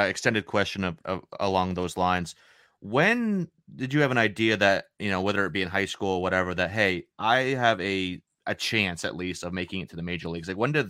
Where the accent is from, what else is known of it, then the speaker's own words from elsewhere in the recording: Maine, United States; I'm from Maine. I'm from Maine, so yeah, I'm used to the cold weather. Like, it's like 40 something degrees outside here in Maine right now.